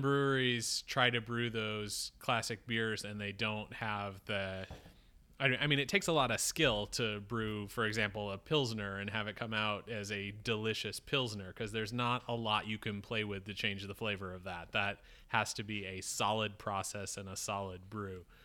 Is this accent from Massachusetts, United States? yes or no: no; Syracuse, New York, United States; moved away; I grew up in Syracuse